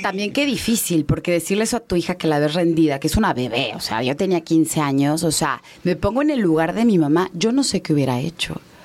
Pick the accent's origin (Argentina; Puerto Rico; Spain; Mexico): Mexico; Mérida, Yucatán; also born or lived in Mexico City; now in Mérida, Mexico; Yo crecí en Mérida